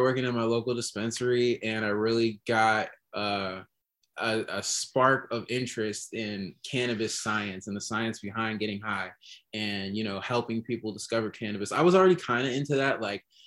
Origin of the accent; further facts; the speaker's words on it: Rochester, New York, United States; moved away as an adult; now in Chicago, United States; I'm from Rochester, New York. And I moved out here in 2013 to go to college